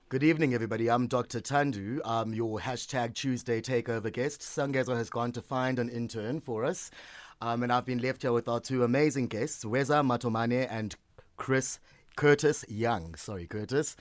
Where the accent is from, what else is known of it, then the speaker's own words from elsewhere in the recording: Port Elizabeth, Eastern Cape, South Africa; moved away; my hometown of Port Elizabeth